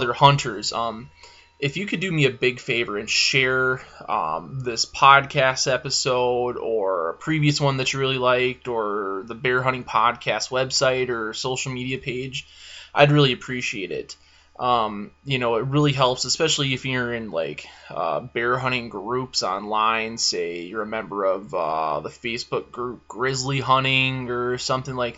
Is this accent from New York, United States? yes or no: no; Michigan, United States; moved away; I grew up deer hunting, and because I'm from Michigan